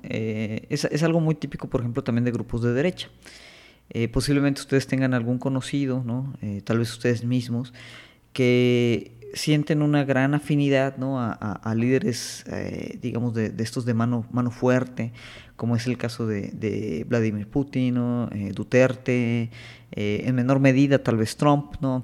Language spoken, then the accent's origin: Spanish; Mexico